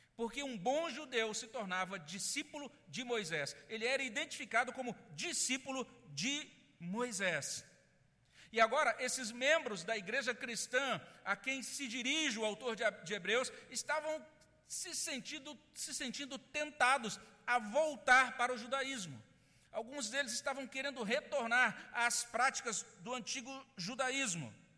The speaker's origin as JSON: {"language": "Portuguese", "country": "Brazil", "said": "nós somos brasileiros, nós não fomos criados numa cultura judaica"}